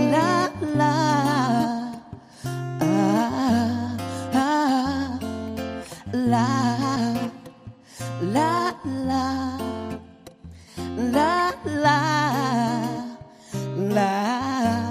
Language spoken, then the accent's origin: English; London, United Kingdom; also born or lived in Nigeria; I was born in London.